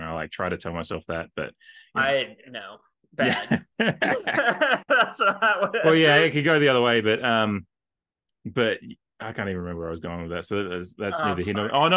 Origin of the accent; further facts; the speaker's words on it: Australia; I'm Australian